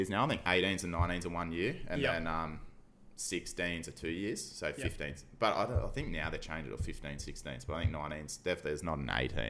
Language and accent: English; Surfers Paradise, Queensland, Australia; I grew up in Surfers Paradise, like as a nipper.